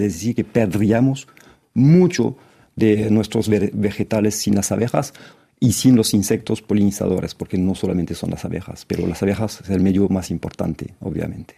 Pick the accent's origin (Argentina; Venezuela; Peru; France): France; como francés